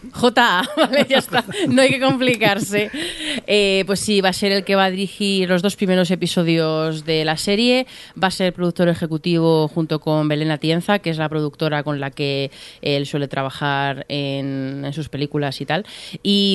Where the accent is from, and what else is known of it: Spain